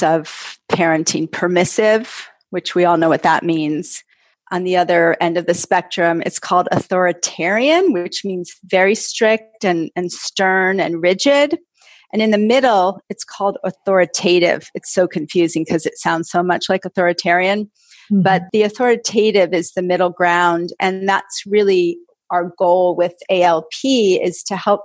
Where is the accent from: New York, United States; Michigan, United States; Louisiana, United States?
New York, United States; also born or lived in Los Angeles; I'm from New York originally, so I've kind of come back home